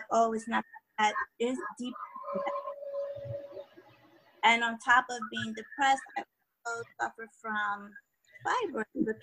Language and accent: English; New York, United States; I'm from New York.